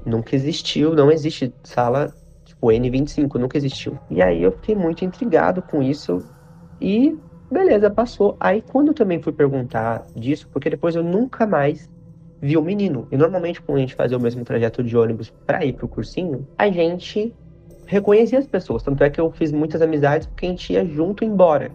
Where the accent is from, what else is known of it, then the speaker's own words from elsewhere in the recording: Paraná, Brazil; also born or lived in Curitiba; now in São Paulo, Brazil; Eu moro em São Paulo, mas eu nasci e cresci no Paraná